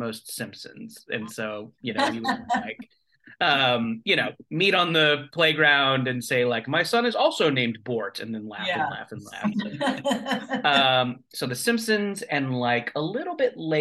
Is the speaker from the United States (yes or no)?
yes; Orange County, California, United States; also born or lived in Beaumont, Texas / Santa Cruz, California / Los Angeles, California; I was born in Beaumont, Texas, but I did most of my growing up in Orange County, California